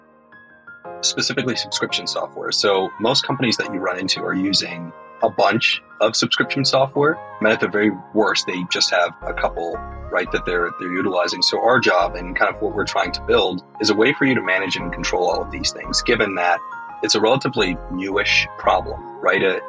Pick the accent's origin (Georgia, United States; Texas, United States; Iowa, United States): Texas, United States; Dallas; born or raised there; also born or lived in Harare, Zimbabwe